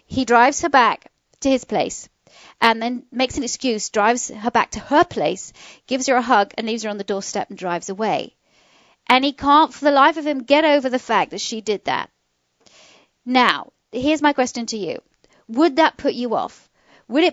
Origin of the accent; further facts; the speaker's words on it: England, United Kingdom; now in Atlanta, United States; I'm from England.